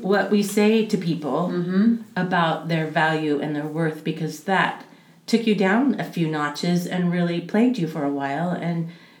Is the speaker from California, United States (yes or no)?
yes; Davis, California, United States; also born or lived in Yuba City; I grew up in Davis from first grade to my sophomore year, and my dad was a teacher at the high school.